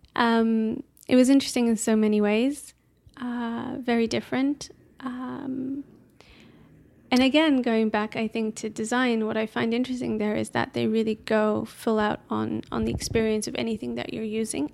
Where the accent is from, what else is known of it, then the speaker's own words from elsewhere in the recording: Amsterdam, North Holland, Netherlands; moved away as an adult; also born or lived in Edinburgh, Scotland; now in London, United Kingdom; I lived in various places up until age five 'cause of my dad's work, and then we kinda settled back in, in Amsterdam. And we have, um, I don't know, just your typi-, typical, like, primary school and high school there.